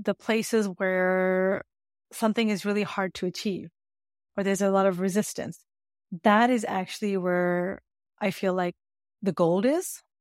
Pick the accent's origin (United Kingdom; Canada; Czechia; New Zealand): Canada; And I grew up in Canada, by the way, so this is Canadian education system.